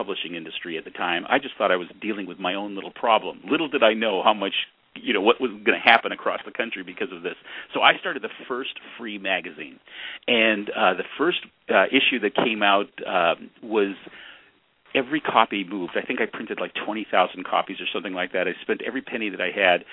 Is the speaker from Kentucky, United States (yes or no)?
no; San Francisco Bay Area, California, United States; born or raised there